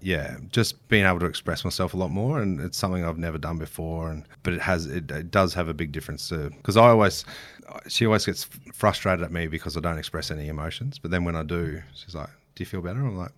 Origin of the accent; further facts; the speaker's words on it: Queensland, Australia; every kid growing up in Queensland does